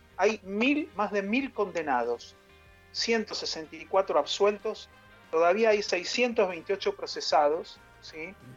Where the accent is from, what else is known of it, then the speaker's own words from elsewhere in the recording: Argentina; para nosotros como nación argentina